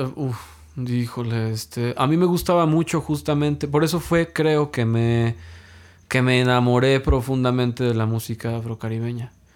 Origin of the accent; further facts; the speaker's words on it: Mexico; siendo mexicano